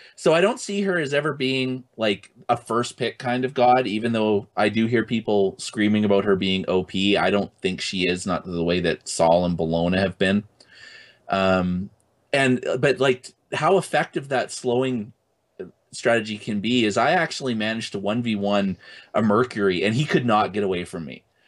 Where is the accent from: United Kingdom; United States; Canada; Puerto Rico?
Canada; I'm Canadian